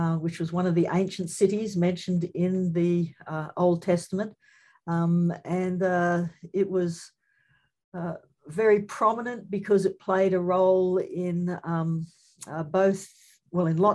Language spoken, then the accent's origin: English; Redcliffe, Queensland, Australia; moved away; I grew up in a place called Redcliffe